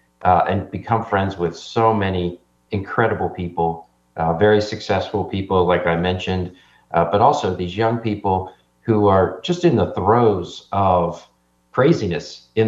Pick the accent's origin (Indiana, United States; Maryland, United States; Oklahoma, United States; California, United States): Maryland, United States; Baltimore; now in Tennessee, United States; I grew up in Baltimore